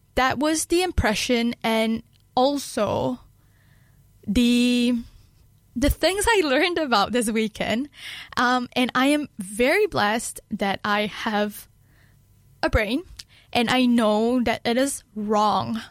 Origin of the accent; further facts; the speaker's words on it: Kedah, Malaysia; now in Dunedin, New Zealand; my hometown in Malaysia, uh, Kedah